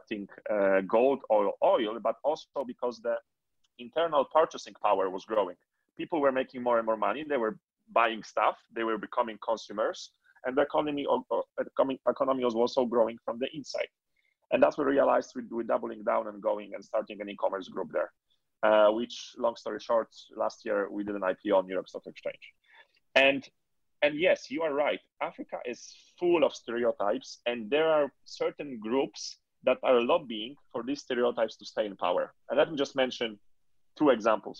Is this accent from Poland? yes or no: yes; Poland; moved away; born and raised in Poland